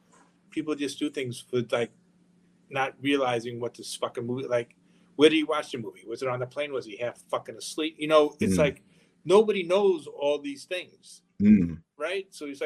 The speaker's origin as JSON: {"language": "English", "area": "Long Island", "region": "New York", "country": "United States", "tie": "born or raised there", "said": "So I grew up in Long Island."}